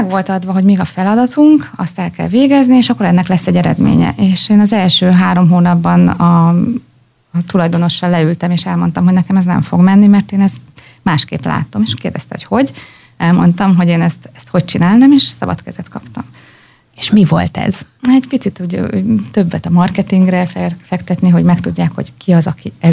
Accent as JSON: {"language": "Hungarian", "town": "Pécs", "region": "Baranya", "country": "Hungary", "also_born_or_lived": "Thessaloniki, Greece", "moved": "as an adult", "said": "Én Pécsi vagyok."}